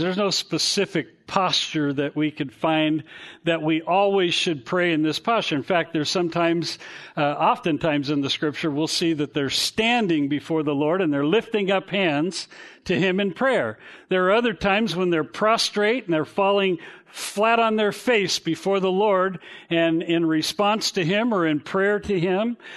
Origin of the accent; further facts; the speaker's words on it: Garden Grove, California, United States; the house we grew up in in Garden Grove on Blake Street